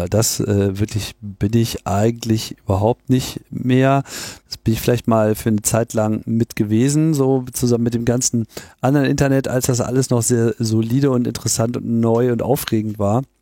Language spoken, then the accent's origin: German; Graz, Styria, Austria; born there; now in Linz, Austria; Als geborener Grazer und Wahllinzer fühle ich mich geradezu verpflichtet, hier zu kommentieren.